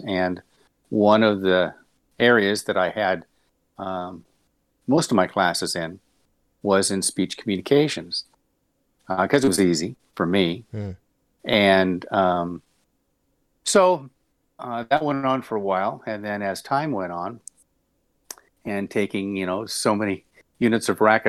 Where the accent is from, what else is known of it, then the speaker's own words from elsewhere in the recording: Long Beach, California, United States; Yeah, I was born in Long Beach. California. Born and raised. As a matter of fact, I still own my childhood home that I moved in to at 5 years old.